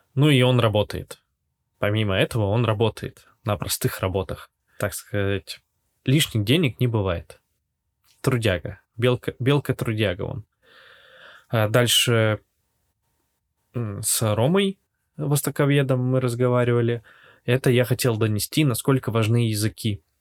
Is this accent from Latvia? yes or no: yes; Latvia; moved away as an adult; now in Yekaterinburg, Russia; родился и вырос в Латвии, и в конце 2021 года я переехал в Россию. А если быть более конкретным, в Екатеринбург.